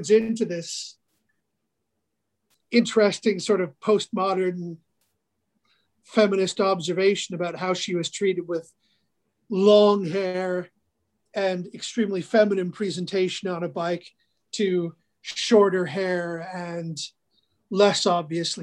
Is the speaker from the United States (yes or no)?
no; Northern Alberta, Canada; I'm from Northern Alberta. I grew up here.